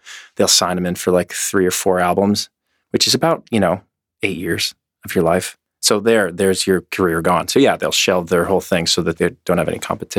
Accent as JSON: {"language": "English", "country": "Canada", "said": "But I'm Canadian."}